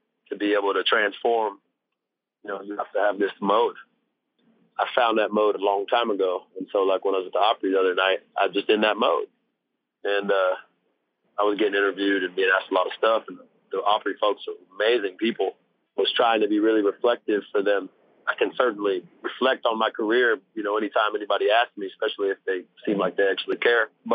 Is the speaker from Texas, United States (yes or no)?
yes; Texas, United States; The way I became a Texan was that my mama ended up moving down Texas from Oklahoma